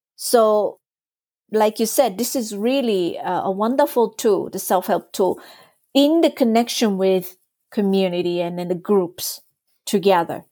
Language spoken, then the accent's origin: English; Japan; first language Japanese; English is a second language; moved away as an adult; I was brought up in Japan, it's my first language, but I wasn't exposed to Japanese adult culture because I left Japan when I was eighteen